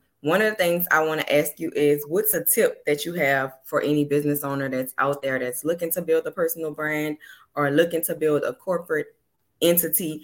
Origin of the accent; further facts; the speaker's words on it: New Orleans, Louisiana, United States; the way I talk, I'm from New Orleans